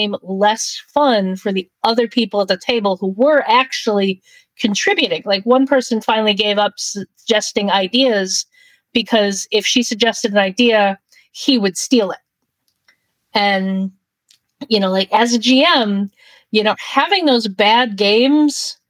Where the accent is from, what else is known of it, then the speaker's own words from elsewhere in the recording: New York, United States; I'm from New York